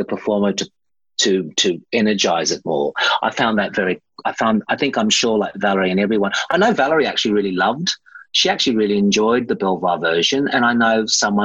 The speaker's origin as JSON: {"language": "English", "country": "Australia", "said": "I was just sick of not being an Australian, which I am"}